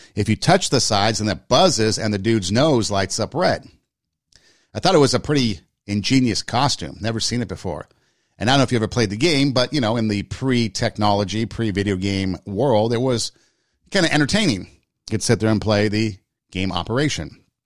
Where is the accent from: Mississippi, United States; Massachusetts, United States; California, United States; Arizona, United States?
California, United States; Glendale; my hometown, Glendale, California